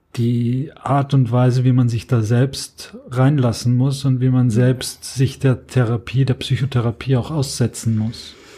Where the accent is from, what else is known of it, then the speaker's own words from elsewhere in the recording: Austria; now in Germany; Ich komme ja aus Österreich.